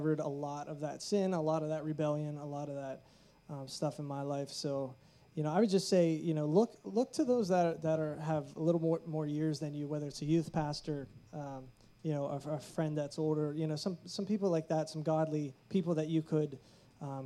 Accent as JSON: {"language": "English", "town": "Pittsburgh", "region": "Pennsylvania", "country": "United States", "said": "we're from Pittsburgh, so we're pretty local"}